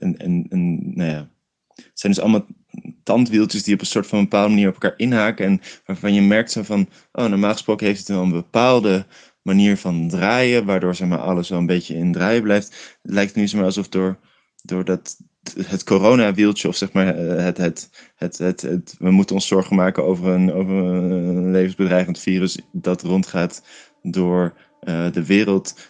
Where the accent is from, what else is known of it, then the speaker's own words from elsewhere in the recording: Rotterdam, South Holland, Netherlands; now in Rotterdam, Netherlands; dus toen ben ik opeens terug verhuisd naar Rotterdam, waar ik vandaan kom